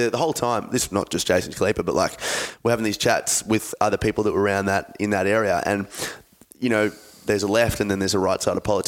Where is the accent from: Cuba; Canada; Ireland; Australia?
Australia; I'm Australian. I mean, I was 3 years old when they took away our guns in 96 after Port Arthur